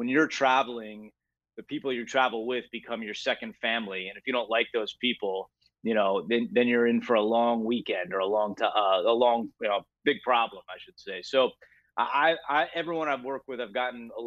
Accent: Northeast, United States; growing up in the Northeast, you know, watching football every Sunday with my family

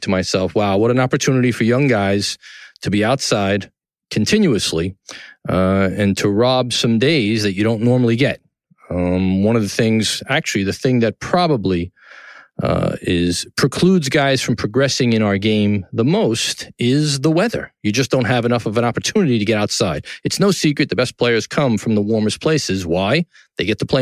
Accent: New York City, New York, United States; downtown New York City, my hometown in Tribeca

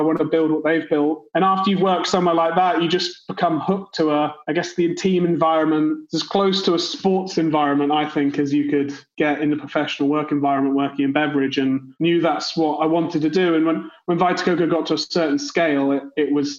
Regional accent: Worcester, West Midlands, United Kingdom; moved away; also born or lived in London; I'm from a small town called Worcester in the Midlands in the UK. So I'm not from London, even though I did live there.

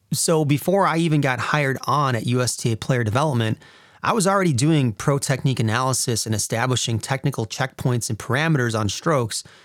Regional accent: Wisconsin, United States; I was getting homesick from Wisconsin

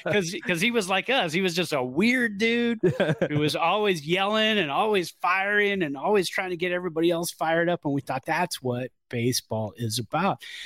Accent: Bay Area, California, United States; all of us teenagers growing up in the Bay Area

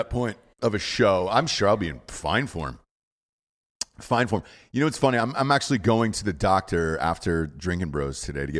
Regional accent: Atlanta, Georgia, United States; I'm not gay. I'm just from Atlanta.

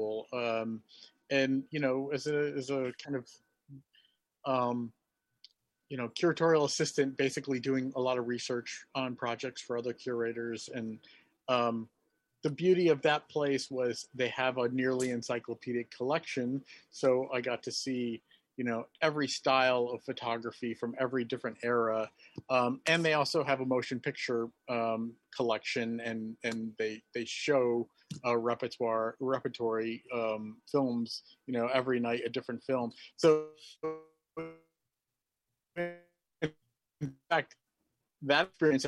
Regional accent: Finger Lakes area, New York, United States; also born or lived in Syracuse; now in New York City, United States; I grew up in the Finger Lakes area and lived there a good portion of my life

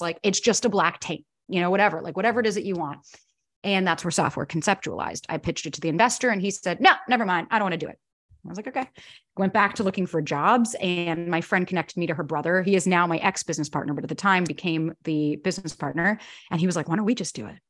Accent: Florida, United States; moved away as an adult; also born or lived in New York; I was born and raised in Florida, moved to New York when I was nineteen to be an actor

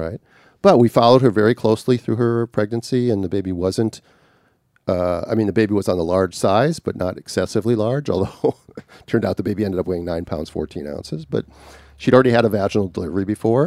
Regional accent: Minnesota, United States; growing up in Minnesota, even though I was in a suburb of a big city

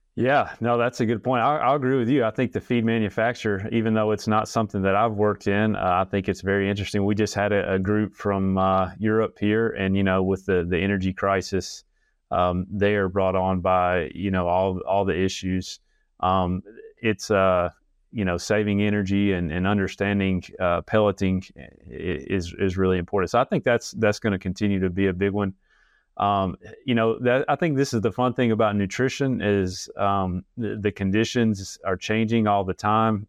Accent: Alabama, United States; moved away as an adult; also born or lived in Illinois / Arkansas; I'm actually an Alabama native, uh, just moved back to Alabama after being gone about, uh, ten years.

